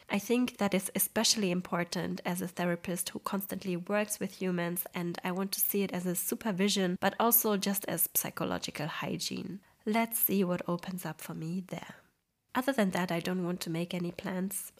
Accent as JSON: {"language": "English", "country": "Poland", "moved": "yes"}